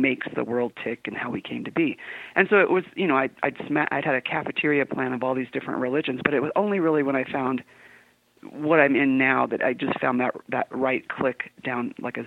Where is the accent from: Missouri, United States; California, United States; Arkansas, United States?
California, United States; San Diego; moved away as an adult; now in Utah, United States; I was born and raised in San Diego.